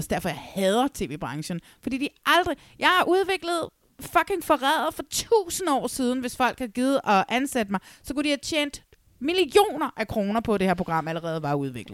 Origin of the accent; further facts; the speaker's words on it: Næstved, Zealand, Denmark; moved away; det er nede i Næstved, hvor jeg kommer fra